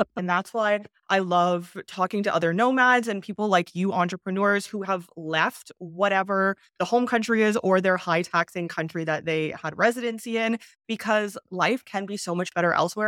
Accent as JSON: {"language": "English", "country": "Canada", "also_born_or_lived": "China", "moved": "as an adult", "said": "I'm from Canada. I left Canada"}